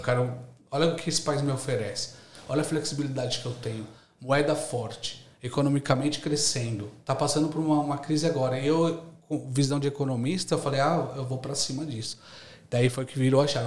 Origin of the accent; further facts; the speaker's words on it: São Paulo, Brazil; moved away as an adult; now in Australia; Sou de São Paulo, São Paulo capital, Zona Leste